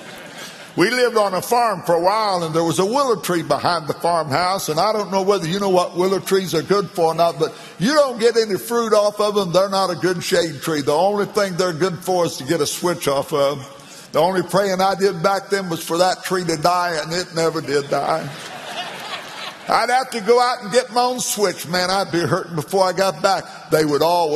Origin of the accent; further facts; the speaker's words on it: McLeansboro, Illinois, United States; my hometown, McLeansboro, Illinois